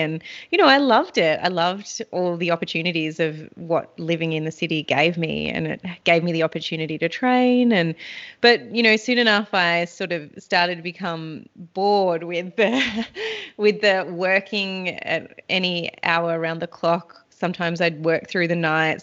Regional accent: Anglesea, Victoria, Australia; I grew up down on the Great Ocean Road and I lived at the beach. I was very fortunate to have my upbringing and my childhood down in Anglesey, which is on the Great Ocean Road.

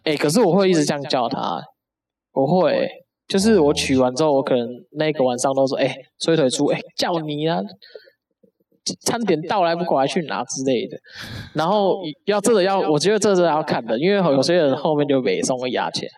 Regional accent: Taipei, Taiwan; 我从北投过来

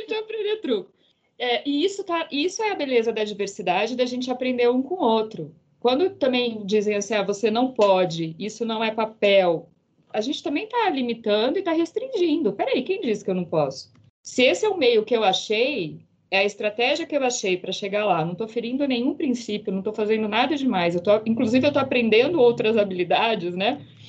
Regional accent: Campinas, São Paulo, Brazil; moved away as an adult; now in São Paulo, Brazil; Sou do interior de Campinas moro hoje em São Paulo

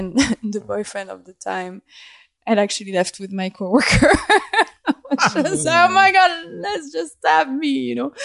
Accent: Switzerland; English is a second language; moved away as an adult; also born or lived in Paris, France; now in United States; I was born in Paris and I grew up in Switzerland.

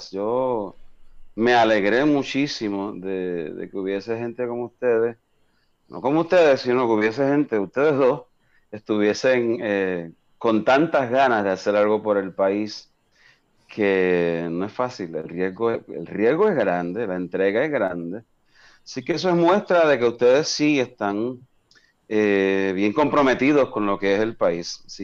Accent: Arizona, United States; born there; Yo nací, yo nací en {S1} una base {S2} militar en Arizona, eh, porque mi papá era, era militar para ese tiempo.

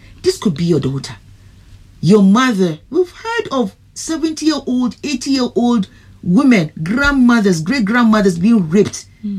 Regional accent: Ghana; But I'm a Ghanaian

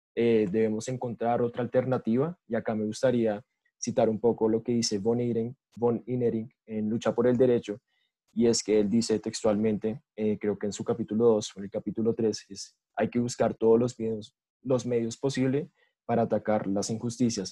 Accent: Colombia

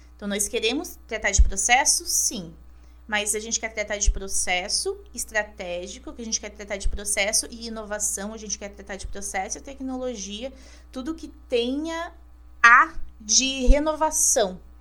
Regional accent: Caçador, Santa Catarina, Brazil; moved away as an adult; now in Florianópolis, Brazil; Eu nasci em Caçador, meio oeste catarinense, com muito orgulho. E aos 18 anos, eu decidi então cursar direito na Universidade Federal de Santa Catarina, aqui na UFSC, em Florianópolis.

